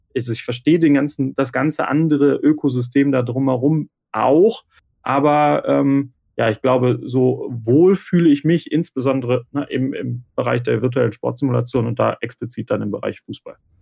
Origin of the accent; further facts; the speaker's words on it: Remscheid, North Rhine-Westphalia, Germany; komme aus Remscheid im Bergischen Land in Deutschland